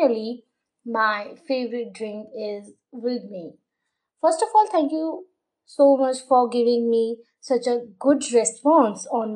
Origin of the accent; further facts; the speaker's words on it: India; I'm Indian